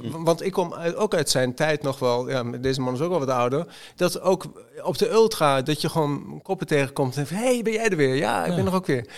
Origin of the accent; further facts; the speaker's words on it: Zwolle, Overijssel, Netherlands; ik kom uit Zwolle. Ik, ben, ik ben blauwvinger.